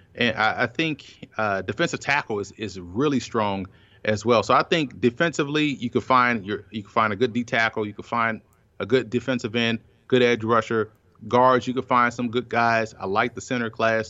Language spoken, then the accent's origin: English; New Orleans, Louisiana, United States; growing up in New Orleans, a Saints fan